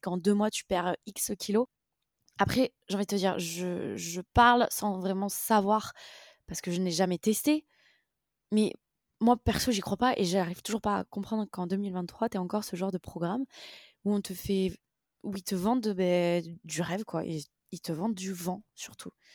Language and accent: French; France; nous en tant que Français